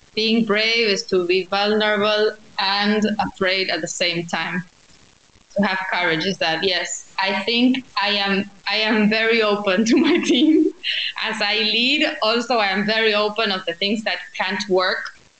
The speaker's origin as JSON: {"language": "English", "region": "Buenos Aires", "country": "Argentina", "tie": "born or raised there", "said": "I am from Buenos Aires. I've lived my whole life here"}